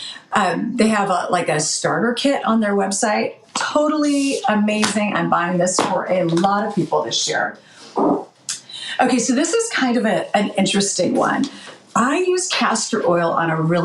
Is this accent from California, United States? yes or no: yes; Chico, California, United States; now in Washington, United States; my hometown of Chico, California